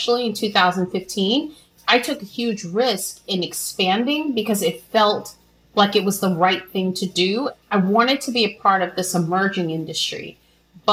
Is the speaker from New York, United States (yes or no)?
yes; New York City, New York, United States; I'm a woman from New York City, Brooklyn, New York, who grew up during the crack epidemic